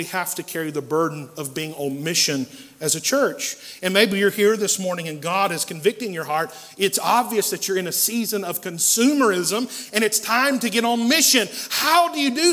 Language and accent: English; Asheville, North Carolina, United States; When I was a kid, I grew up here in West Asheville on Clinton Avenue